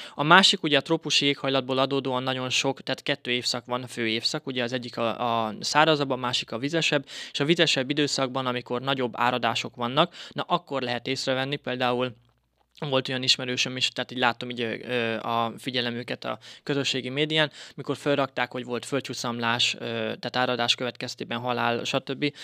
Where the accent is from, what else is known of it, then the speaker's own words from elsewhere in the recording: Bátaszék, Tolna, Hungary; also born or lived in Szekszárd / Bali, Indonesia; én Bátaszéken születtem, 91-ben